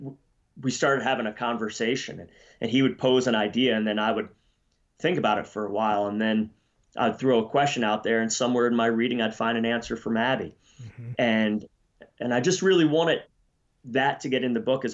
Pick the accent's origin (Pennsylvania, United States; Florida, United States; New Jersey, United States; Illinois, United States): Pennsylvania, United States; moved away; also born or lived in Colorado / Idaho; I was born in Pennsylvania, just like Abby